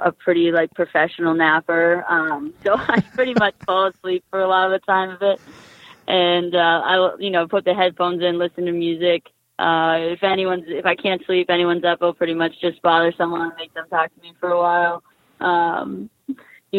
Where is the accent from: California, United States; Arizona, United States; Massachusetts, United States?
Massachusetts, United States; also born or lived in Boston; growing up, I'm from Massachusetts